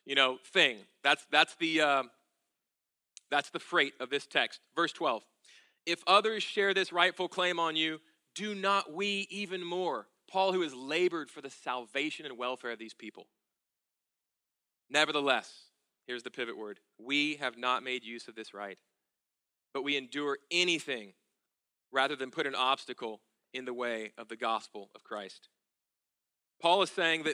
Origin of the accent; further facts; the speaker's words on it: United States; We are obsessed as Americans